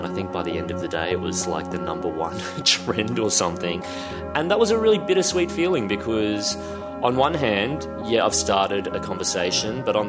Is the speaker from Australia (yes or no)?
yes; Australia; growing up in my hometown, very white part of Australia